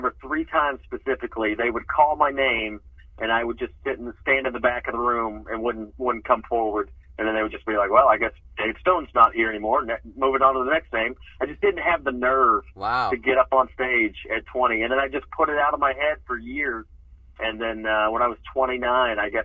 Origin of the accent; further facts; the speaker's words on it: Atlanta, Georgia, United States; moved away as an adult; also born or lived in Nashville, Tennessee; now in Los Angeles, United States; I was born in Nashville, Tennessee, and my family moved to kind of the Atlanta suburbs when I was a child.